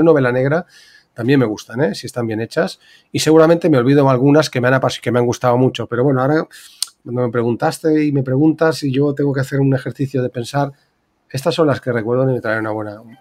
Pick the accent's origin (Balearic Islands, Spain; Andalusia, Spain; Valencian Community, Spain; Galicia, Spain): Balearic Islands, Spain; yo como soy buen mallorquín, somos muy pez de roca